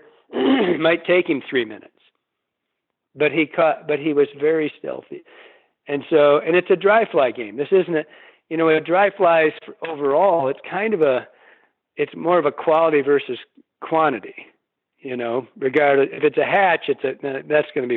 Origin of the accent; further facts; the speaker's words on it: Michigan, United States; growing up in Michigan, you know, we don't have these giant rivers